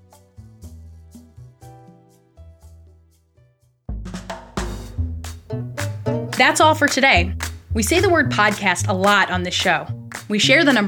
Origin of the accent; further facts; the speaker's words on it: New York, United States; moved away; the house where I grew up in New York